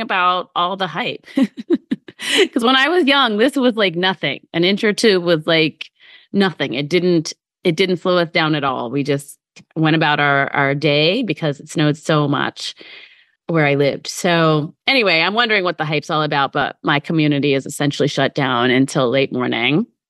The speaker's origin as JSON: {"language": "English", "region": "Midwest", "country": "United States", "tie": "born or raised there", "moved": "yes", "lives_now": "New York City area, United States", "said": "I grew up in the Midwest"}